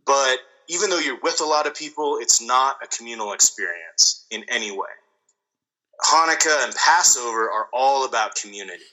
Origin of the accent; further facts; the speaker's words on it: near Laramie, Wyoming, United States; the Matthew Shepard case happened in Wyoming, but it happened very close to my hometown